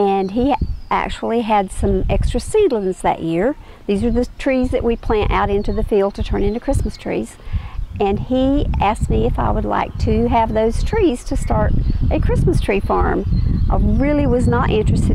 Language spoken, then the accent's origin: English; Watauga County, North Carolina, United States; I was born here in Watauga County. I have lived in Watauga County my entire life.